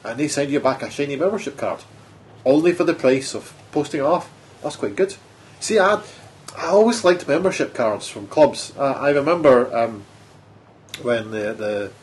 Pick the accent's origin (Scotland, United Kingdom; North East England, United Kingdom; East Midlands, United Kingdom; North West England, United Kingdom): Scotland, United Kingdom; being Scottish